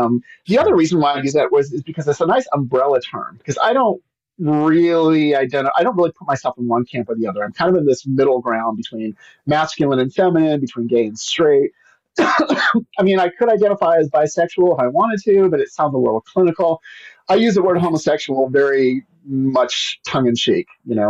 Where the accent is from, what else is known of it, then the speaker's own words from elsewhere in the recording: Pacific Northwest, United States; also born or lived in Memphis, United States / Tennessee, United States; I am from the Pacific Northwest, but I've lived in a lot of different places.